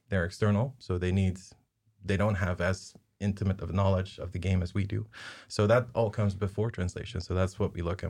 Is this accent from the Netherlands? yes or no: yes; southern Netherlands, Netherlands; moved away; I'm basically from the, the Skåne of, of Holland